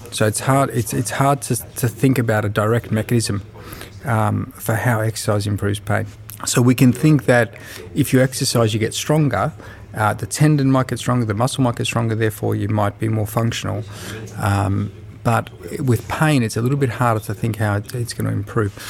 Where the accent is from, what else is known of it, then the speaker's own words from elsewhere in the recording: Melbourne, Victoria, Australia; I'm a physiotherapist from Melbourne, Australia